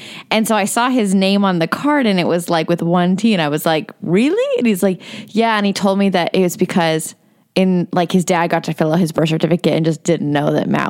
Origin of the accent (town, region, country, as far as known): Canada; born or raised there